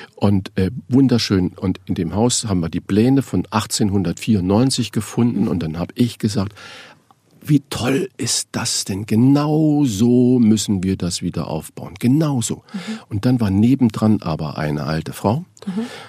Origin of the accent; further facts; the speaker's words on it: Saarland, Germany; moved away as an adult; now in Hamburg, Germany; bin ja gebürtiger Saarländer und ich bin 1976 oder 77 nach Hamburg gegangen